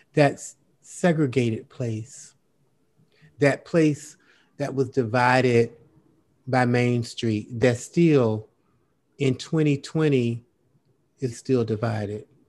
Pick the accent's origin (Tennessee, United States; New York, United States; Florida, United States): Florida, United States; moved away; we grew up in Florida together, in, in Belgrade